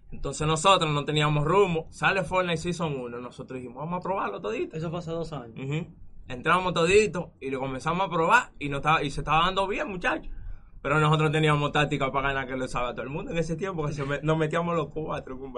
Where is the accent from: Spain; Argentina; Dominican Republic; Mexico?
Dominican Republic; Villa Mella, Distrito Nacional; tengo 22 años, soy de Villamella, del Sol de Luz.